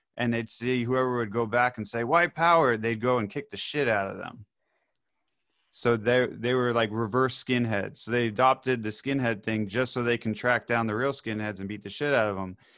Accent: Davie, Florida, United States; I grew up in Davie where it's, like, conservative city

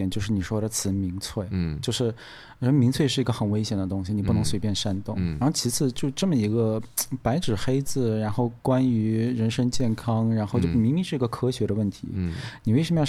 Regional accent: Australia; 我澳洲人就是这心态。

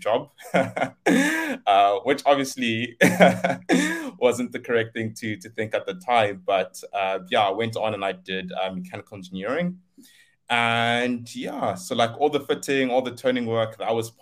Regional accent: Limpopo, South Africa; moved away as an adult; also born or lived in Cape Town; I come from Limpopo. I was born and raised there. Moved to Cape Town to do my studies.

